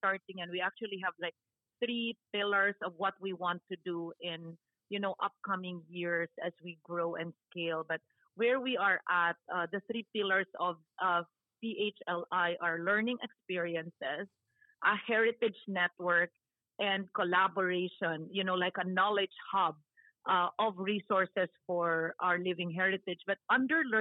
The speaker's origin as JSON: {"language": "English", "region": "Visayas", "country": "Philippines", "moved": "as an adult", "lives_now": "Boston, United States", "said": "I'm originally from the Visayas, Bisak man ko"}